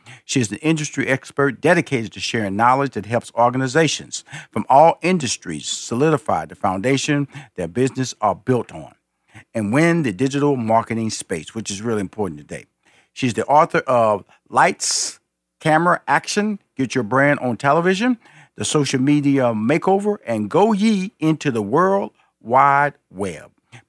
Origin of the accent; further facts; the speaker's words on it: Texas, United States; I'm a Texan.